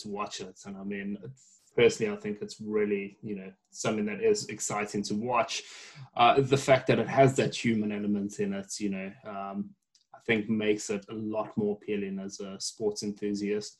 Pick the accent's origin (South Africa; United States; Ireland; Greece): South Africa; accent: South African; I am South African.